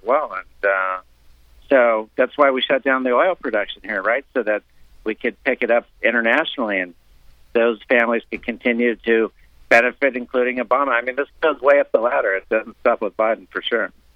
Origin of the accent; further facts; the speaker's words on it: Cuba; now in South Florida, United States; we came from Cuba